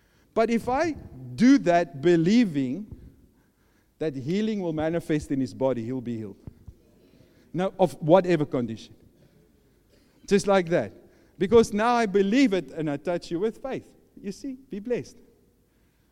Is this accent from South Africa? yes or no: yes; South Africa; I'm from South Africa.